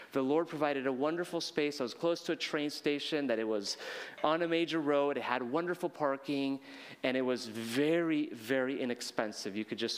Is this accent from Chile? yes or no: yes; Chile; I was raised in Chile. I'm speaking more Spanish in Japan than I've spoken anywhere else